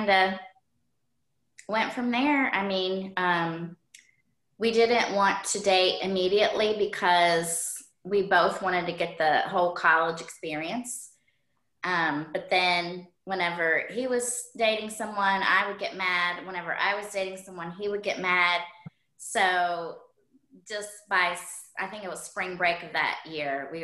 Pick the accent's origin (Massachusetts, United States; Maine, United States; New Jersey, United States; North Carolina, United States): North Carolina, United States; Shelby; moved away as an adult; also born or lived in Wilmington, North Carolina; now in Buffalo, United States; I was born in Shelby, North Carolina, little town